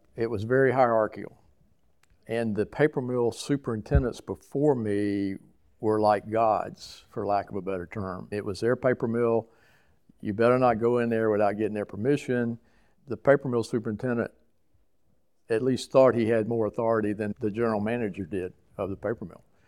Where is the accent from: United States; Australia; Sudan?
United States; Savannah, Georgia; I grew up in Savannah